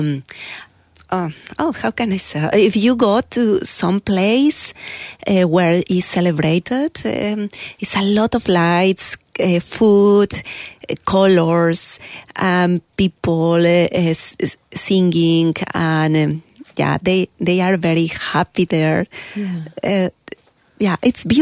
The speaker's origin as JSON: {"language": "English", "region": "Mexico City", "country": "Mexico", "tie": "born or raised there", "second_language": "English", "moved": "as an adult", "lives_now": "Canada", "said": "I'm from Mexico City"}